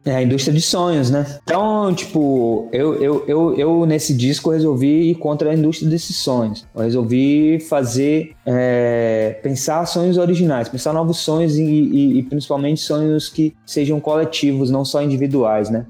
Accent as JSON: {"language": "Portuguese", "region": "Northeast Brazil", "country": "Brazil", "moved": "yes", "said": "eu sou um nordestino em êxodo"}